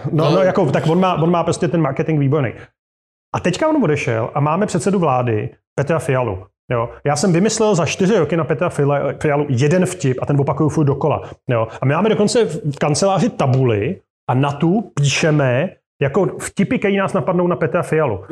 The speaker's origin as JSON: {"language": "Czech", "town": "Turnov", "region": "Liberec Region", "country": "Czechia", "tie": "born or raised there", "moved": "as an adult", "lives_now": "Prague, Czechia", "said": "já jsem chlapec z malého města, kde Eh, do roku 1990, to znamená do mých 18 let, je 15 tisícový město tady na severovýchodě Čech"}